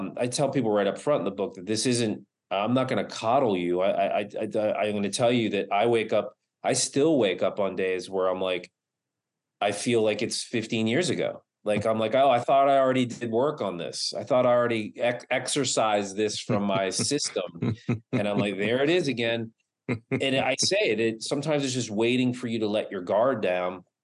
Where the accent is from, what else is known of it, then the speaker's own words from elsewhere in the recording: East Coast, United States; now in Los Angeles, United States; I moved from the East Coast to Los Angeles